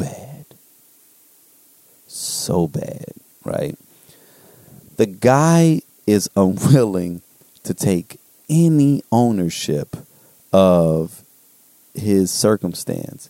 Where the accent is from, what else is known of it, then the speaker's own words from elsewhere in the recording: United States; I'm not going to pretend like I'm not an American